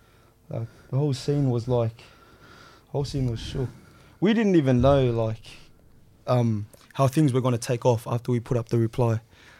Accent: Sydney, New South Wales, Australia; I grew up in Granville. And everyone kind of just knew each other as we were growing up.

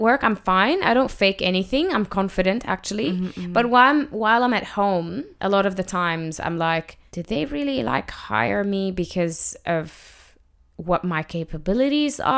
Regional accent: Jordan; also born or lived in Palestine; now in Australia; I'm originally from Jordan, which is a little country.

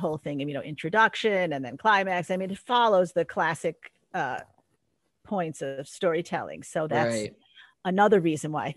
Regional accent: Park Ridge, Illinois, United States; moved away as an adult; also born or lived in Kalamazoo, Michigan; now in Los Angeles, United States; my hometown, Parkridge, Illinois

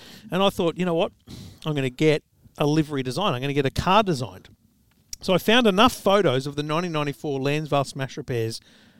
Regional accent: Queensland, Australia; So here's Amanda bagging me for being a Queenslander

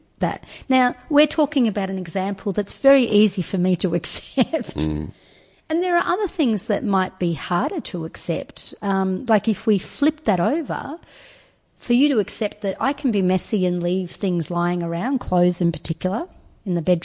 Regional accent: Turkey; now in Australia; I wasn't born in Australia. I was born in Turkey and was brought up in a Muslim household

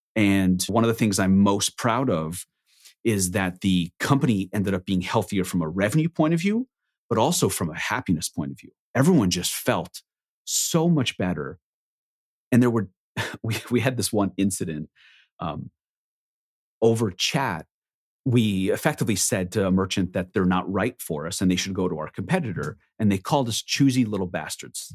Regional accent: Israel; I was born in Israel on a kibbutz, which is effectively a commune

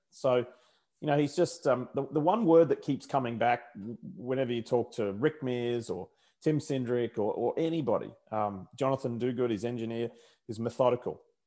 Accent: Brisbane, Queensland, Australia; accent: Australian; now in United States; I haven't lost my Australian accent after all these years

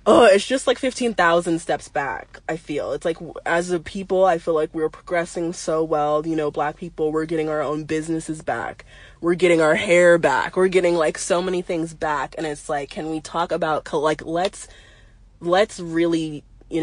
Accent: United States; also born or lived in Arizona; I grew up in California and Arizona, not that much around black culture

